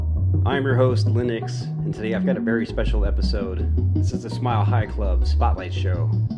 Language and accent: English; San Jose, California, United States; Hailing from my hometown of San Jose, California